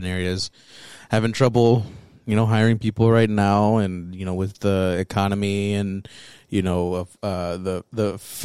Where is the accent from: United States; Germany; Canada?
United States; also born or lived in Texas / Wyoming / Mexico (heritage); I grew up in Texas and in Wyoming.